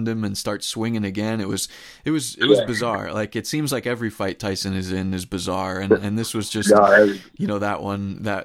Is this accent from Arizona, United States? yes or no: no; Connecticut, United States; born or raised there